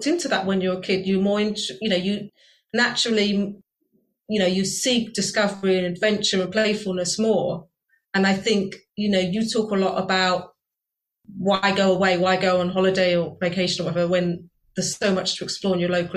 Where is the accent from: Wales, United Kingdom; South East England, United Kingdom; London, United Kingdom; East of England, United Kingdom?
South East England, United Kingdom; Virginia Water; moved away as an adult; now in Sheffield, United Kingdom; when I go back to where I grew up in Virginia Water and I walk around the woods in Virginia Water where I grew up in southern England